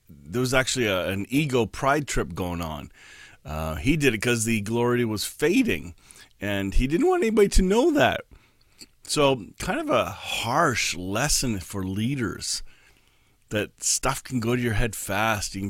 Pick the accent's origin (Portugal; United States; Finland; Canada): Canada; We're Canadian